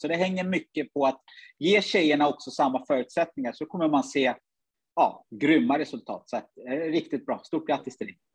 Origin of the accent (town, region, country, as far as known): Sweden; born or raised there; also born or lived in Uganda